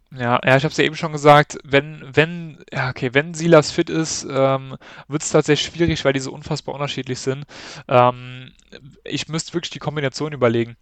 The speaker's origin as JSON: {"language": "German", "region": "Saarland", "country": "Germany", "said": "Saarländer schon"}